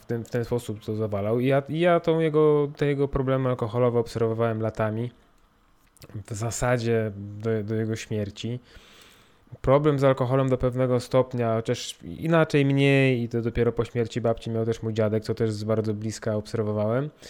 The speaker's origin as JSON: {"language": "Polish", "country": "Poland", "tie": "born or raised there", "said": "jestem Polakiem, mam, urodziłem się w Polsce, mam polski paszport"}